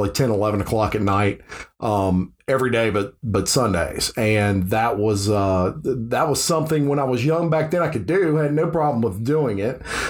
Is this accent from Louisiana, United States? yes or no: yes; Baton Rouge, Louisiana, United States; I was born in Baton Rouge, Louisiana